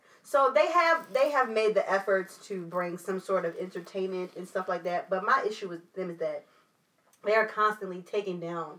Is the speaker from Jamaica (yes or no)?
no; Philadelphia, Pennsylvania, United States; now in Charlotte, United States; I'm from Philly